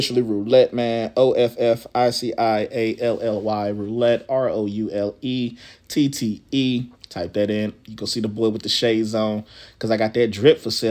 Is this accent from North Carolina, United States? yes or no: yes; Charlotte, North Carolina, United States; I'm from the South